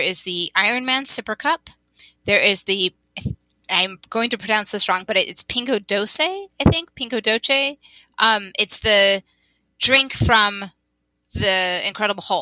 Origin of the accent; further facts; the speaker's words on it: California, United States; As a Californian